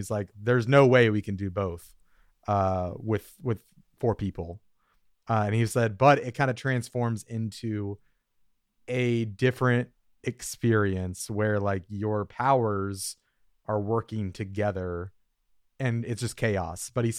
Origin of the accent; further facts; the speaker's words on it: Minnesota, United States; I'm from Minnesota.